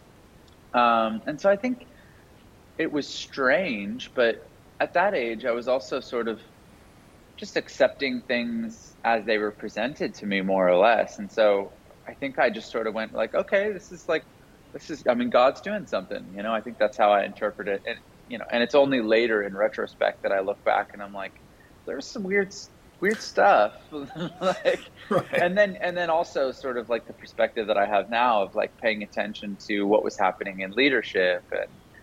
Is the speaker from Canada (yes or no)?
yes; Canada; now in United States; I grew up in Canada. I live in the U.S. now.